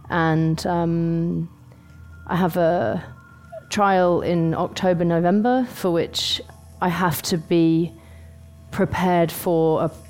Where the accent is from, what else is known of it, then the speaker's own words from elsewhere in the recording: United Kingdom; now in London, United Kingdom; I'm from the UK. I live in London. I'm not from London but I lived there quite a long time.